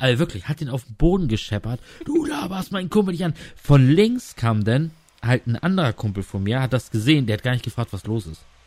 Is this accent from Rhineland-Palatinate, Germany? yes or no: no; Lower Saxony, Germany; moved away as an adult; also born or lived in Rostock / Graal-Müritz; ich bin auch in Niedersachsen aufgewachsen